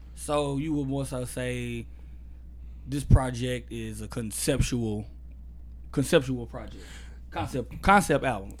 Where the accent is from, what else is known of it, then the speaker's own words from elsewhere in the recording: Austin, Texas, United States; I'm from Austin